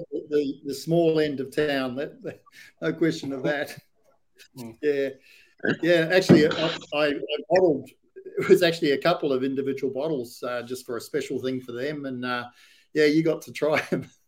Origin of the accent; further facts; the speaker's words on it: New Zealand; now in Australia; People know I'm a, I'm a Kiwi, and it comes out occasionally. The accent comes out.